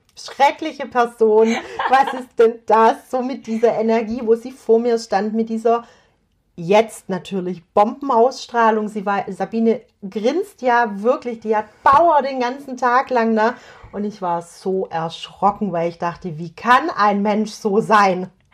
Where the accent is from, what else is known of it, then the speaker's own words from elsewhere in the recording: Swabia, Germany; accent: Swabian; ich bin eine Schwäble, das war Schwäbisch und heißt, ich komme aus dem Schwabenland